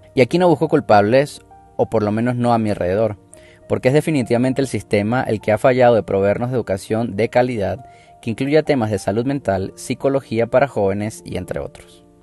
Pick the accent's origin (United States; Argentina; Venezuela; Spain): Venezuela; moved away as an adult; Como inmigrante venezolano